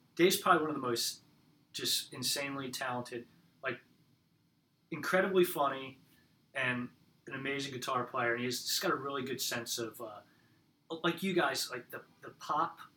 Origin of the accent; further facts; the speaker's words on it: Belmar, New Jersey, United States; moved away as an adult; now in Philadelphia, United States; I'm originally from central New Jersey on the ocean, uh, a little town called Belmar. Um, right near Asbury Park. So I grew up in … country